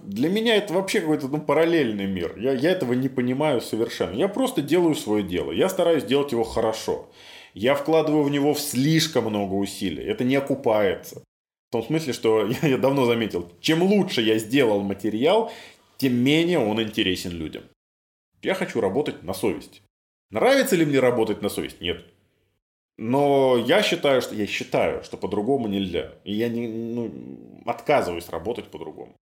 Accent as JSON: {"language": "Russian", "region": "Minsk", "country": "Belarus", "tie": "born or raised there", "said": "Я вырос на Ангарской, в северном поселке"}